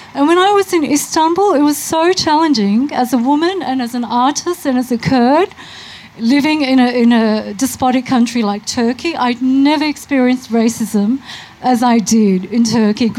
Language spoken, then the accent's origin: English; Melbourne, Victoria, Australia; I was born here in Melbourne.